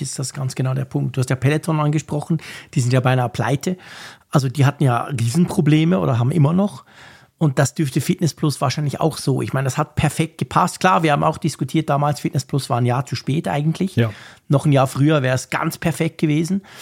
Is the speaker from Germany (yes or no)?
no; Switzerland; wir in der Schweiz